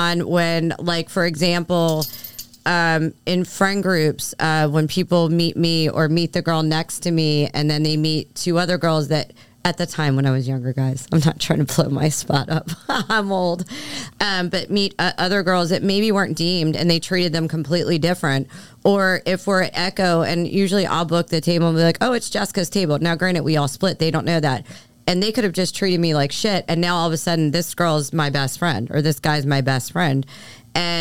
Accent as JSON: {"language": "English", "town": "Philadelphia", "region": "Pennsylvania", "country": "United States", "tie": "born or raised there", "moved": "yes", "said": "I'm from Philly. You know, I grew up a certain way"}